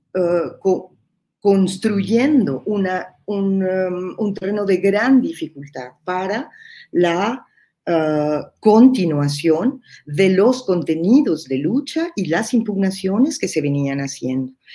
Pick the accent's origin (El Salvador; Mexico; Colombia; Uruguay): Mexico; dos compañeras que somos mexicanas